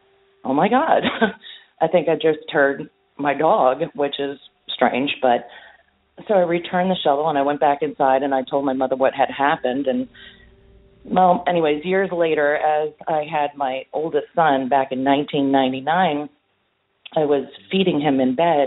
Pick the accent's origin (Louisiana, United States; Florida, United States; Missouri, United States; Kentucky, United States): Florida, United States; Fort Lauderdale; I'm from Fort Lauderdale, Florida